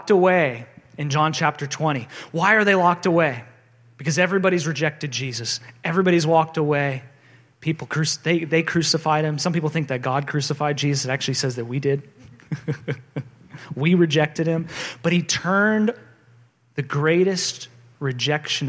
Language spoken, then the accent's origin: English; South Florida, United States; now in San Diego, United States; I grew up in South Florida, have great history there